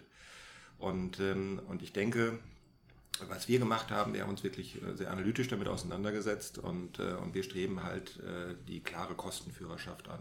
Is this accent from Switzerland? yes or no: no; Germany; wir als Deutsche